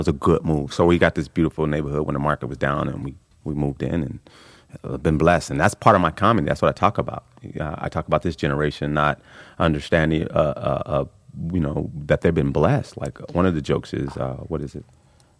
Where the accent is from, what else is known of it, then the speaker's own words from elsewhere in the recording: Los Angeles, California, United States; I grew up in South Central. Oh, wow. South Central Los Angeles, yeah.